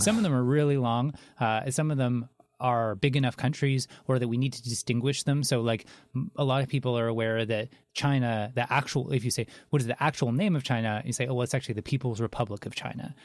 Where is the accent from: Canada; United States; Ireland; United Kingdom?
Canada; I'm Canadian